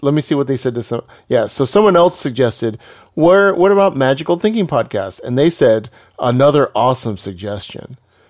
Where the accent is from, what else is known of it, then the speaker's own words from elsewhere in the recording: Texas, United States; Yeah, I'm from Texas. She's from Georgia.